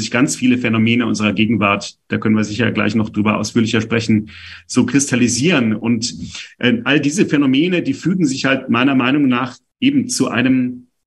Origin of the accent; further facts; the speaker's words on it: Berlin, Germany; also born or lived in Stuttgart; Ich bin gebürtiger Berliner, bin dann vier Jahren eben nach Stuttgart gezogen ähm, und wohne jetzt auch seit über 20 Jahren wieder hier.